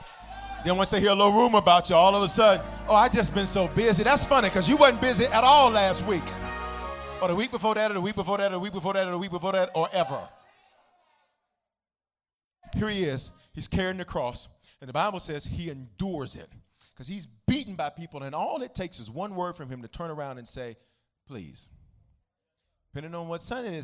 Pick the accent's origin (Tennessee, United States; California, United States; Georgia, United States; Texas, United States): Tennessee, United States; Memphis; I'm from Memphis